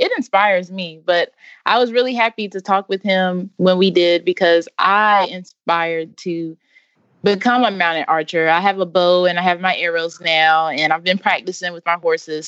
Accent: Wendell, North Carolina, United States; I'm from Wendell, North Carolina.

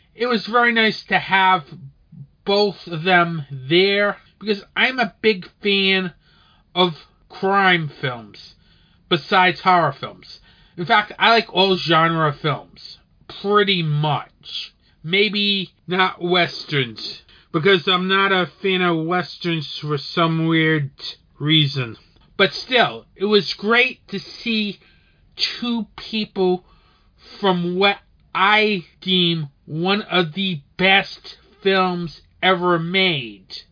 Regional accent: Rhode Island, United States; this is from my home state

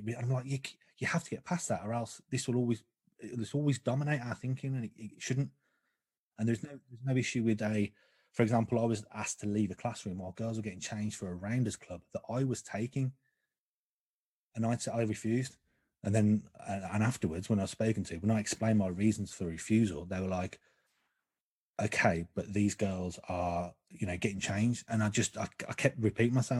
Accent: Birmingham, West Midlands, United Kingdom; moved away; I'm from Birmingham originally, and I did try to hide it. sometimes it will creep out.

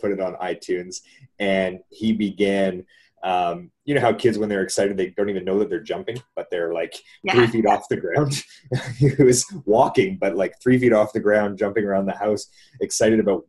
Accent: Canada; we're Canadian

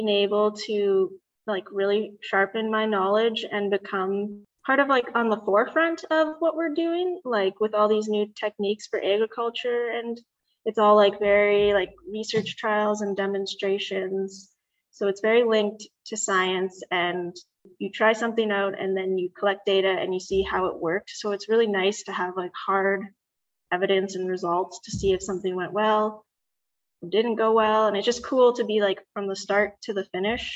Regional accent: Brookdale, Manitoba, Canada; I grew up in Brookdale, Manitoba, so definitely a rural area

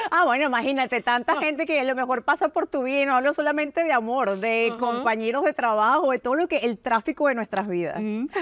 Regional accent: Caracas, Capital District, Venezuela; moved away; yo vengo de Caracas, Venezuela, nací en un sector que se llama Quinta Crespo

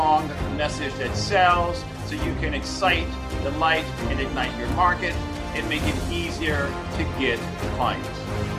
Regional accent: Michigan, United States; I'm from Michigan, so we've got that Michigan connection.

